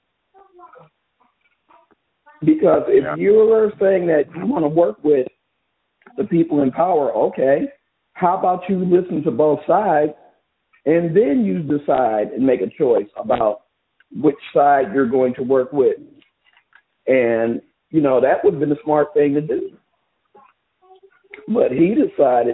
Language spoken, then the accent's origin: English; Fresno, California, United States; also born or lived in Texas; I grew up in West Fresno